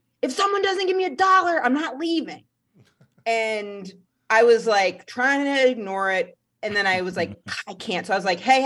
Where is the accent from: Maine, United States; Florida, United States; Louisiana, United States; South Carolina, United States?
Maine, United States; now in New York, United States; I'm from Maine.